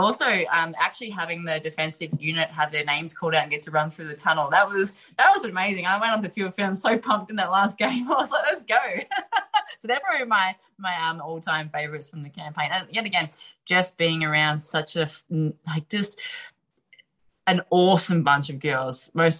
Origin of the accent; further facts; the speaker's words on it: Australia; to actually represent Australia, donning the green and gold, and actually walking out to that field as an Australian representative is one of the best feelings that you'd ever have.